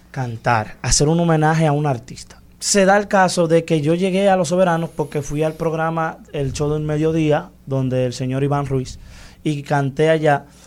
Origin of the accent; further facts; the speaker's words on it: Santiago Rodríguez, Dominican Republic; mi pueblo, Santiago Rodríguez